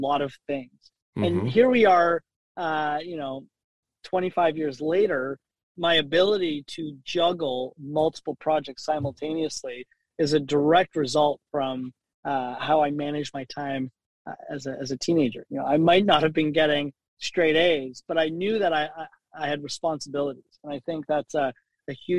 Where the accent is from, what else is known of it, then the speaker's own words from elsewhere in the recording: Toronto, Ontario, Canada; I spent most of my, you know, my teenage years, my youth, growing up at Avenue Road and Wilson.